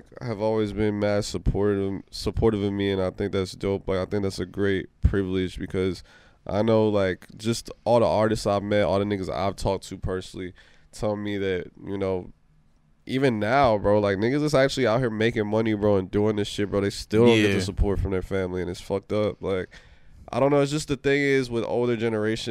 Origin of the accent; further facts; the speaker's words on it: Maryland / D.C., United States; also born or lived in Washington, D.C. / Panama (family ancestry); now in Los Angeles, United States; I'm a Maryland D.C. nigga till I'm in the grave